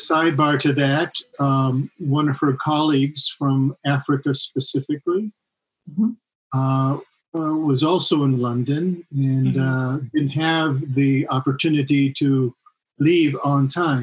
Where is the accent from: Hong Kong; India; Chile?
Chile; moved away; being born and raised in Chile.